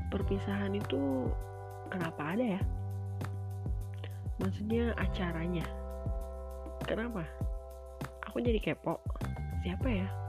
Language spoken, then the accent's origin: Indonesian; West Java, Indonesia; misalnya kayak aku orang Sunda